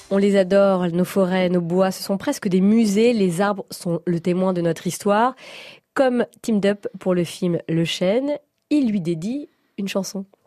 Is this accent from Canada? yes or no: no; Brittany, France; dans mon enfance, c'était la forêt de Brocéliande, parce que je suis, je suis bretonne